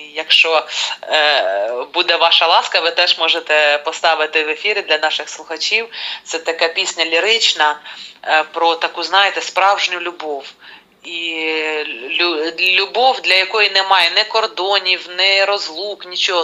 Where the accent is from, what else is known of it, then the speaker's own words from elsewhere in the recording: Kirovohrad Oblast, Ukraine; моєї рідної Кіровоградщини